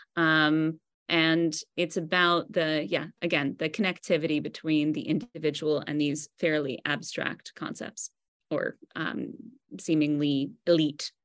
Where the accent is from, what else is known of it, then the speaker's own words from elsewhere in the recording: United States; I'm American